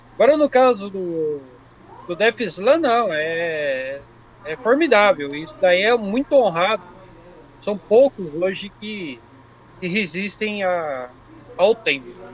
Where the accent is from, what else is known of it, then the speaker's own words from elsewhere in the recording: Jundiaí, São Paulo, Brazil; eu sou de Jundiaí